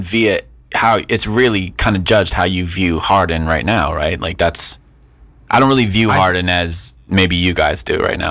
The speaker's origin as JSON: {"language": "English", "region": "West Coast", "country": "United States", "moved": "yes", "said": "I'm from the West Coast originally"}